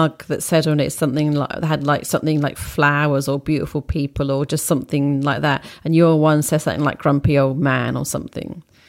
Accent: Wales, United Kingdom; The puffin is my favourite as I grew up near Puffin Island.

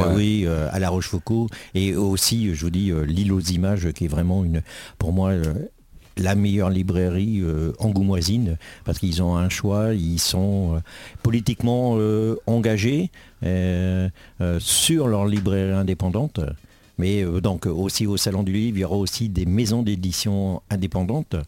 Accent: Montbron, Nouvelle-Aquitaine, France; quand j'étais jeune, bah, sur le Mont c'était le sport

